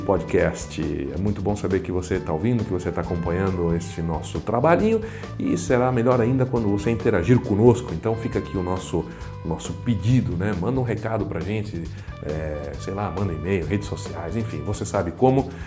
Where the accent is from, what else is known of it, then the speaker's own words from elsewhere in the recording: Brazil; somos brasileiros, brasileiros, os brasileiros